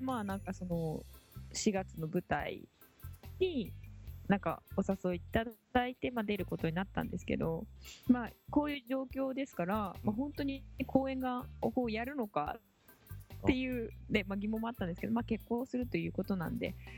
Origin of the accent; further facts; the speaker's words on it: Kyushu, Japan; 同じ九州の出身なんですよね